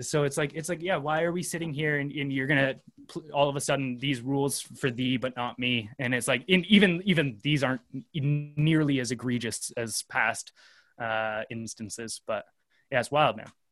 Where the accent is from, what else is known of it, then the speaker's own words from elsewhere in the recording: Canada; as a Canadian